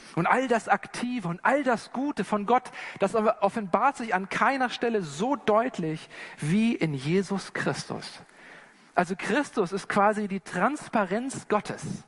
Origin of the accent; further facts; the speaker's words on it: Germany; als Deutsche oder als Wester